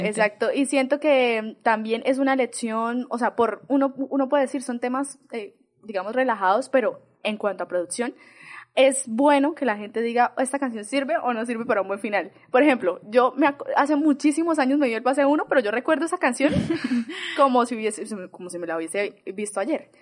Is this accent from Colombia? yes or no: yes; San Vicente, Colombia; yo soy de San Vicente